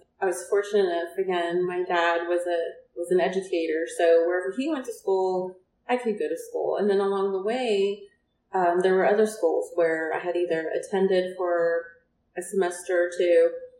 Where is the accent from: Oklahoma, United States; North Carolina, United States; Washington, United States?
Oklahoma, United States; Red Rock; also born or lived in Carnegie, Oklahoma; I grew up in northern Oklahoma in Noble County in a little town called Red Rock, Oklahoma.